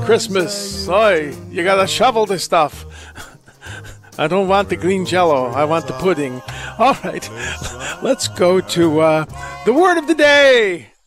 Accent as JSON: {"language": "English", "country": "United States", "said": "I'm American and my parents were born here, but uh, I speak German badly and I'm ethnically German"}